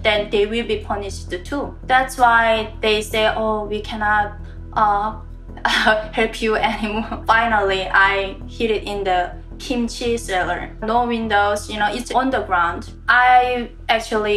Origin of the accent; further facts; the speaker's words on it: North Korea; English is a second language; moved away; I was working in the mayor's villa in my hometown